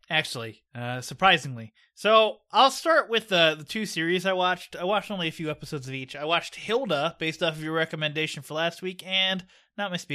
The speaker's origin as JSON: {"language": "English", "town": "Pittsburgh", "region": "Pennsylvania", "country": "United States", "tie": "born or raised there", "said": "my hometown"}